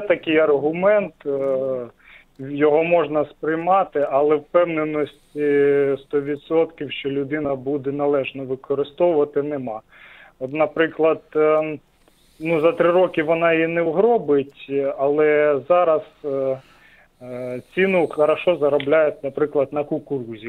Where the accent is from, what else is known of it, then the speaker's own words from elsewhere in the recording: Sumy Oblast, Ukraine; з Сумщини